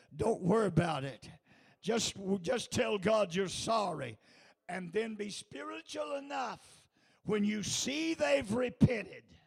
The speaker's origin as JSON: {"language": "English", "country": "United States", "said": "I'm an American"}